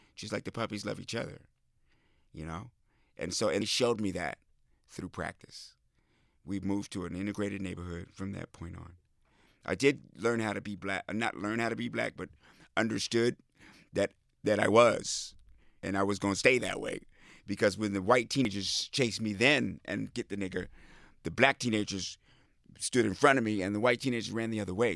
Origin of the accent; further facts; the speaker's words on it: Midwest, United States; I grew up in the Midwest on farms and communes